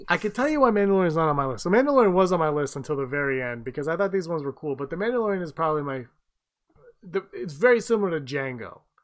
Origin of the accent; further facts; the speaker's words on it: Canada; we're Canadian